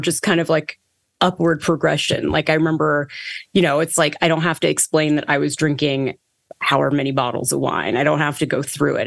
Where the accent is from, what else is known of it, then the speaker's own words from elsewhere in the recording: Toronto, Ontario, Canada; I was born in Toronto, Canada, and kind of grew up as a very, very anxious child of Indian immigrants